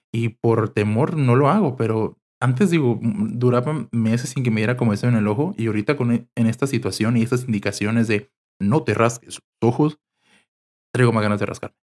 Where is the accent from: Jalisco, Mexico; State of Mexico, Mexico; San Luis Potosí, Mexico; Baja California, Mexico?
Baja California, Mexico; Mexicali; Soy de Mexicali, Baja California